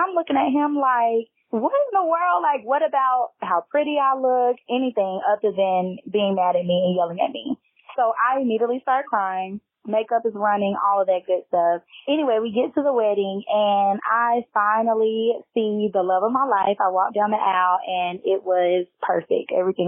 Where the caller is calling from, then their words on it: Nashville, Tennessee, United States; I am calling from Nashville, Tennessee